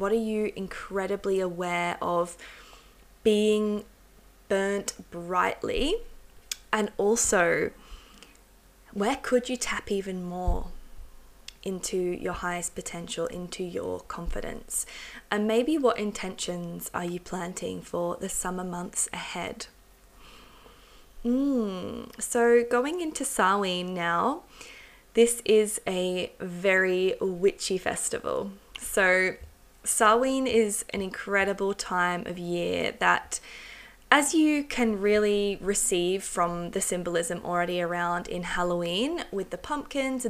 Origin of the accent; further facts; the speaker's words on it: England, United Kingdom; I was born in England, and I've got a long ancestry in England and Wales.